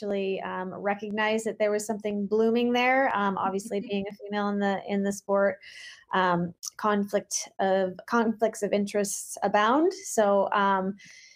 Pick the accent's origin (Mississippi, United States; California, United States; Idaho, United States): California, United States; Mammoth Lakes; grew up in the Eastern Sierras, which is in a town called Mammoth Lakes, California, where there was more ice and snow than anything else